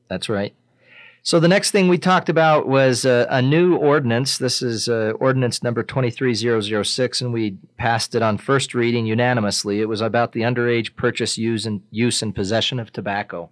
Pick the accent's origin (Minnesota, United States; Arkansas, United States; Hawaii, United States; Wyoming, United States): Wyoming, United States; Riverton; I grew up in Riverton. I've lived in Riverton most of my life.